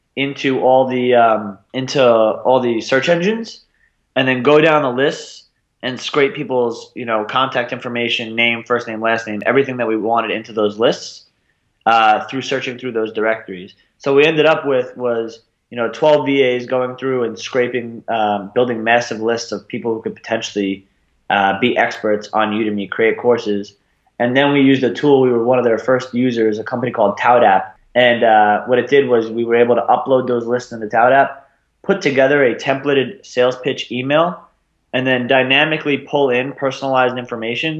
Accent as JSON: {"language": "English", "area": "Long Island", "region": "New York", "country": "United States", "tie": "born or raised there", "also_born_or_lived": "Arizona", "moved": "as an adult", "said": "I'm from Sasa, Long Island, uh, about 40 minutes outside of Manhattan on Long Island, uh, a little bit outside of Queens. Was there until I was 18"}